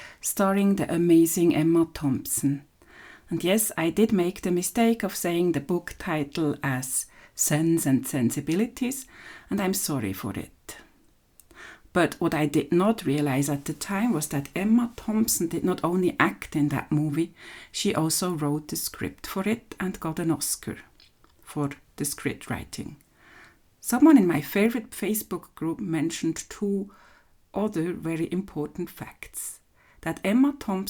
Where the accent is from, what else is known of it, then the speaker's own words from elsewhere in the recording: Switzerland; from Switzerland